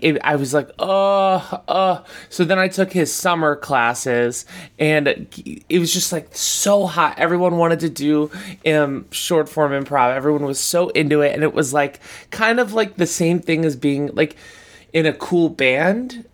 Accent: Boca Raton, Florida, United States; moved away as an adult; now in New York, United States; I'm from, yeah, I'm from Boca Raton, Florida

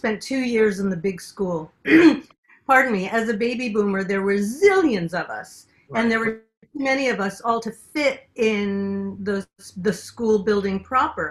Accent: New York City, New York, United States; I grew up in Glen Oaks and in Belrose

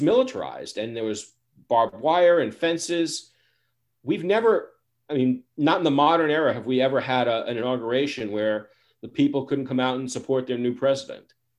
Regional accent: New York City, New York, United States; I'm a boy from the Bronx

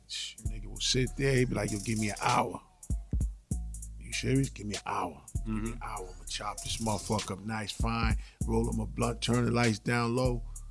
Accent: Boston, Massachusetts, United States; I'm from Dorchester.

